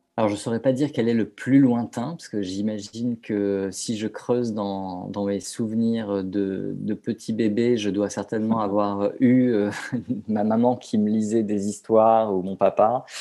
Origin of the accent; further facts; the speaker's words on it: southern France, France; je suis originaire du sud de la France, de Hier plus précisément.